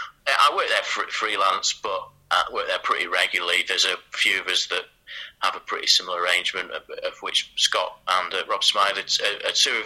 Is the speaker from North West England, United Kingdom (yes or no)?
yes; Macclesfield, North West England, United Kingdom; moved away; I'm from Macclesfield in Cheshire.